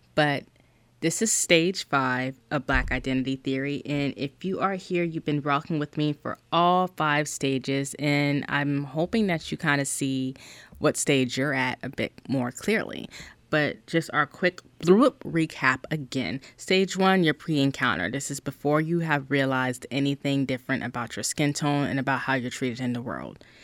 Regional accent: South Carolina, United States; I'm from South Carolina, you guys. I'm a Black woman in South Carolina

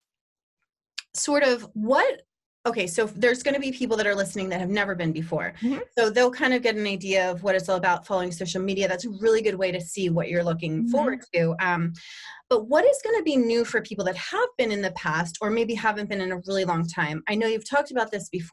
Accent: Bucks County, Pennsylvania, United States; as I was growing up in Bucks County

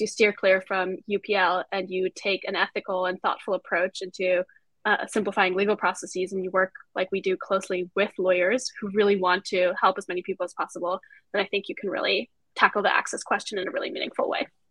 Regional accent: Austria; moved away as an adult; now in United States; I'm also an immigrant myself, so I came here from Austria to go to uh, to go to school

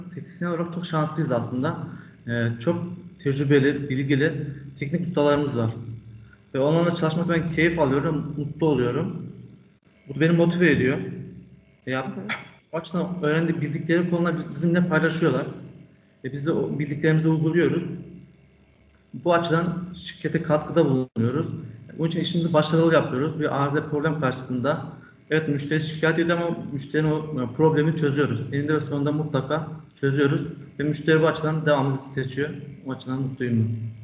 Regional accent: Ankara, Turkey; 1995 Ankara doğumluyum.

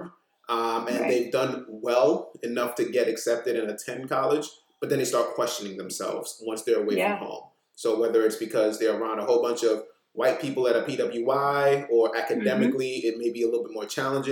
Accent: New York City, New York, United States; also born or lived in Maryland; the things that I gained from growing up in Brooklyn.

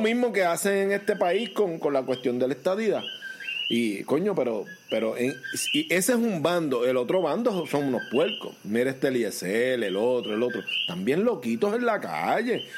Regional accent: Puerto Rico; amo mi país

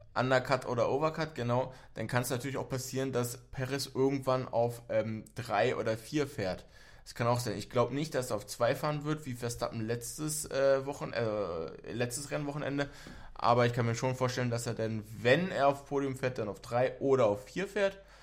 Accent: Berlin, Germany; ich bin auch in Berlin aufgewachsen

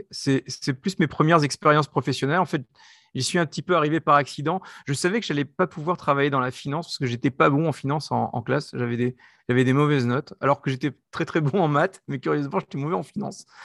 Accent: France; accent: French; moved away as an adult; also born or lived in United States; now in Israel; je suis français, comme vous entendez par, par mon accent, euh, mais j'ai une, carrière internationale, c'est-à-dire que très tôt, j'ai travaillé à l'étranger, dans, des pays européens, et puis après, je suis parti en Israël

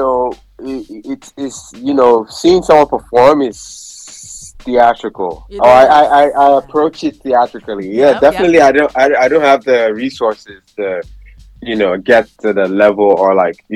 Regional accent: Nigeria; I'm Nigerian as well

